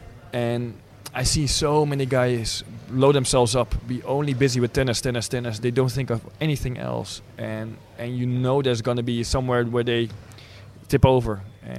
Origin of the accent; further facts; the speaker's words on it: Netherlands; English is a second language; I born and raised in Holland, but my mom, of course, is Russian.